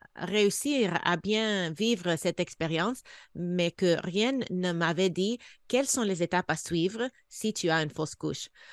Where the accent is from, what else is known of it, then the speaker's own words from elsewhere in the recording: United States; moved away; also born or lived in Canada / Senegal; je suis américaine